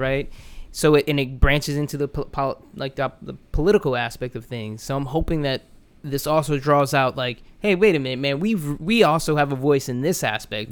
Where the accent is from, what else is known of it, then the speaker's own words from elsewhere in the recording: Orlando, Florida, United States; growing up in Orlando